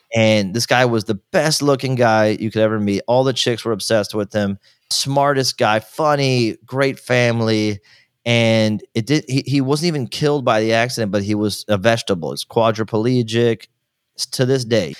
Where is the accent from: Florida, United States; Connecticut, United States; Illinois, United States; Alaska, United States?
Florida, United States; Miami; also born or lived in Virginia; I was born in Virginia, but I grew up all my, almost my entire life in Miami, Florida since I was two years old